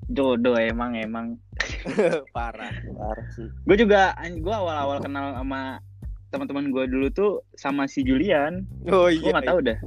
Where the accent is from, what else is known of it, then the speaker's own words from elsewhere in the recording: Palembang, South Sumatra, Indonesia; also born or lived in Bandung; dia dari Bekasi gua dari Palembang tapi gua lama di Bandung kan gua SMP di Bandung kita nyeritain latar belakang kita lah